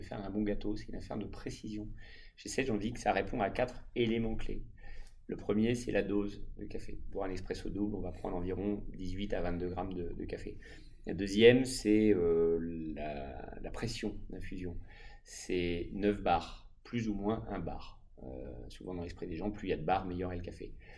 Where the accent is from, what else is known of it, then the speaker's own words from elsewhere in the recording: France; chez nous en France